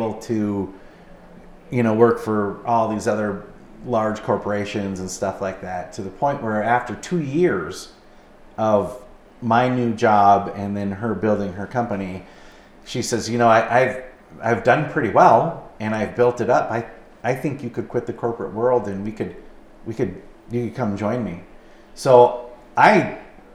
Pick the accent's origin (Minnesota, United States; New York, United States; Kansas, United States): Minnesota, United States; moved away as an adult; now in Pocatello, United States; we're from Minnesota and all of our family is back there